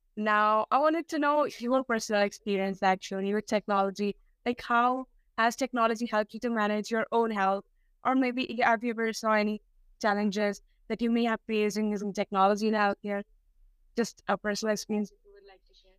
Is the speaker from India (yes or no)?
yes; India; I'm from India, and which is a developing country.